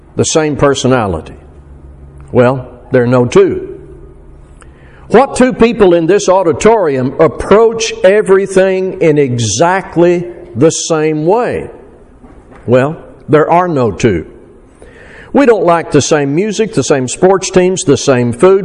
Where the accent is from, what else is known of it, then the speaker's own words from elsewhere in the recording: Arkansas, United States; now in South Texas, United States; I'm from Arkansas. So there are certain things about my upbringing and location and culture